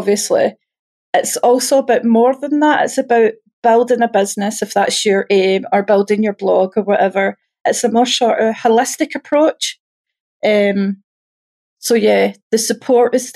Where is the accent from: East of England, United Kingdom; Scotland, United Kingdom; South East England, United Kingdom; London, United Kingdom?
Scotland, United Kingdom; I'm Scottish